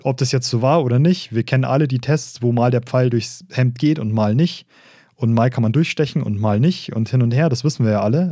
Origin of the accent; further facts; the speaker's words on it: Regensburg, Bavaria, Germany; accent: Regensburgerisch; regensburgerisch eigentlich. Mhm. Ja, wir, reden, wir reden ja kein Oberpfälzerisch, wir haben nur Einflüsse von da, wir sind Regensburger